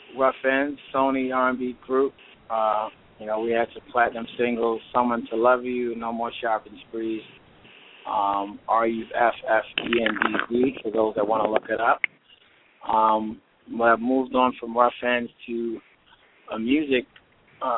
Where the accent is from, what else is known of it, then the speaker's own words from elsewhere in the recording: Baltimore, Maryland, United States; I was born and raised in Baltimore, Maryland.